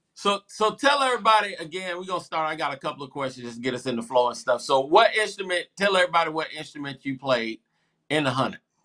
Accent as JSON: {"language": "English", "town": "Columbia", "region": "South Carolina", "country": "United States", "said": "am from Columbia"}